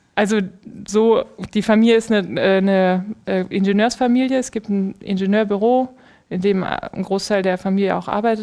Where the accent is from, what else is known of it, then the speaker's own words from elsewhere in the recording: Aachen, North Rhine-Westphalia, Germany; Ich bin in Aachen geboren